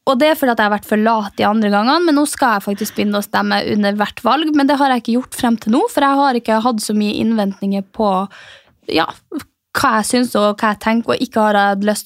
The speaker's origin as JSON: {"language": "Norwegian", "town": "Mehamn", "region": "Finnmark", "country": "Norway", "tie": "born or raised there", "moved": "yes", "lives_now": "Oslo, Norway"}